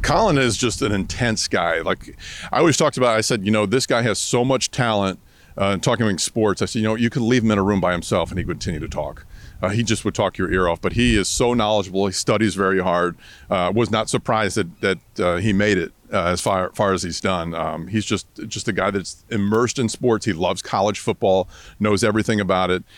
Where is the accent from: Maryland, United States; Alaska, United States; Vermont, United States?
Vermont, United States; moved away as an adult; now in Tampa, United States; I grew up in Vermont